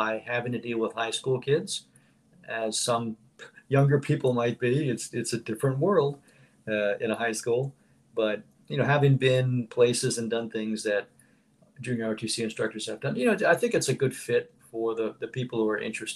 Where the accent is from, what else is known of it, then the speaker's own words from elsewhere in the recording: Philadelphia, Pennsylvania, United States; moved away as an adult; I'm originally from Philadelphia, the Philadelphia, Pennsylvania area.